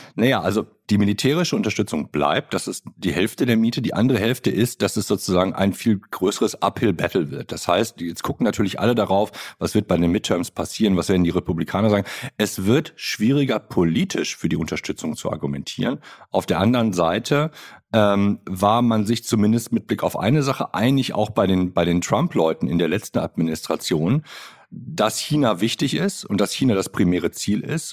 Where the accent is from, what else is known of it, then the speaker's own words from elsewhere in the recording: Germany; als Deutsche